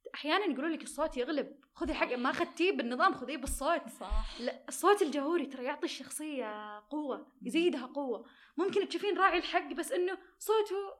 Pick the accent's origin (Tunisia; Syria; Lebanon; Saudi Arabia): Saudi Arabia; عندنا بالسعودية